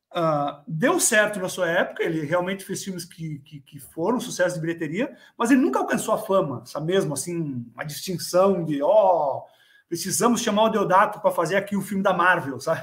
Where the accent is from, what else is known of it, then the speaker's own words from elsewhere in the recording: Brazil; moved away; na minha cidade natal, lá no Brasil, uma cidadezinha pequena